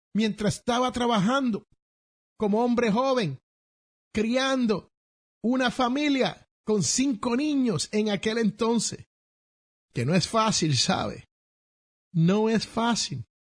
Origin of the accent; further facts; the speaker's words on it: Puerto Rico; en el barrio donde yo nací, se conoce como cash flow. Allá en la gran isla del encanto Puerto Rico